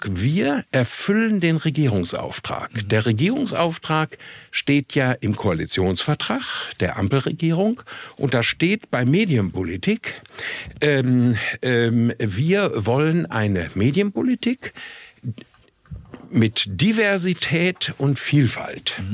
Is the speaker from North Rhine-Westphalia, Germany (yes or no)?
yes; Minden, North Rhine-Westphalia, Germany; ich komme aus Minden in Westfalen.